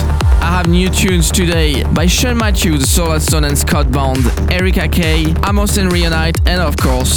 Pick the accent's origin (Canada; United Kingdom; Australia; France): France; Strasbourg, Grand Est; my hometown Strasbourg